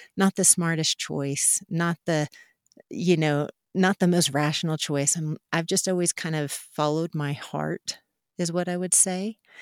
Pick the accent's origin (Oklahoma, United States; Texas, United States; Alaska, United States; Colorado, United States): Oklahoma, United States; Mustang; I grew up out in Mustang, Oklahoma, in the Central Great Plains